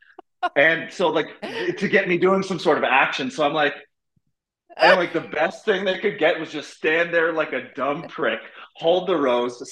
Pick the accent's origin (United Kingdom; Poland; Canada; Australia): Canada; Montreal, Quebec; moved away as an adult; also born or lived in Los Angeles, United States; now in Toronto, Canada; I'm a Montreal kid, born and raised